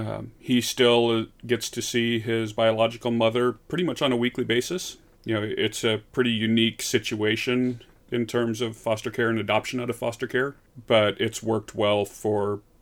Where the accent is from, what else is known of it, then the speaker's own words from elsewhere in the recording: Midwest, United States; even though I am from the Midwest.